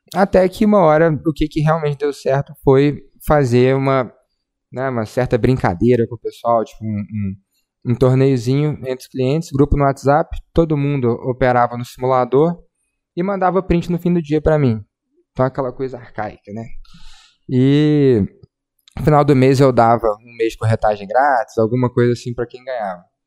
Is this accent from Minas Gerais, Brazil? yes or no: yes; Belo Horizonte, Minas Gerais, Brazil; nascido e criado em Belzonte, Minas Gerais